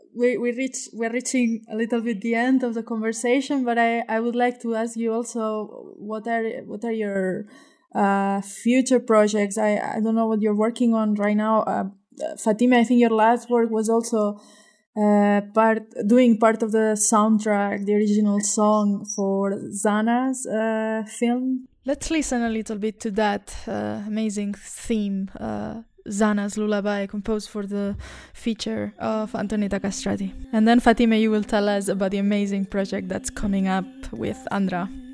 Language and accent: English; Spain; now in Kosovo; I myself I'm from Spain